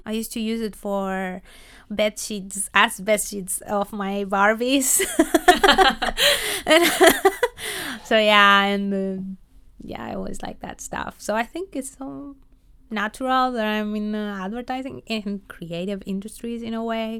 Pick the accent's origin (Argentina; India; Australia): Argentina; moved away as an adult; also born or lived in Buenos Aires / Los Angeles; now in Netherlands; I am from Argentina